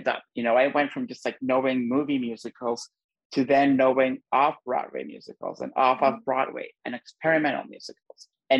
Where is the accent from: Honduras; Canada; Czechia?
Honduras; I grew up in Honduras